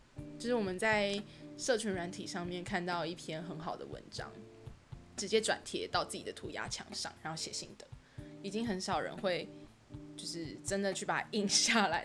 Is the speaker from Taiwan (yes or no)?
yes; New Taipei, Taiwan; also born or lived in Banqiao District, New Taipei; 我是新北人